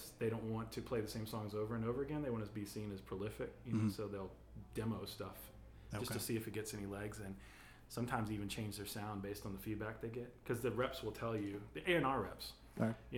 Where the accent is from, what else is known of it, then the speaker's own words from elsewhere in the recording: Texas, United States; also born or lived in Los Angeles; now in Atlanta, United States; I grew up in Texas